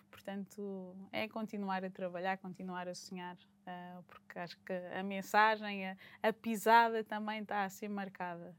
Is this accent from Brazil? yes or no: no; Portugal; moved away; voltar a Portugal, ao meu país, estar com a minha família